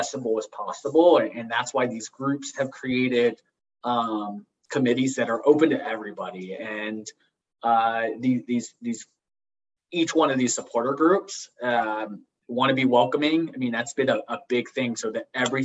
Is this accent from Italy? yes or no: yes; Italy; now in Charlotte, United States; where I grew up in Italy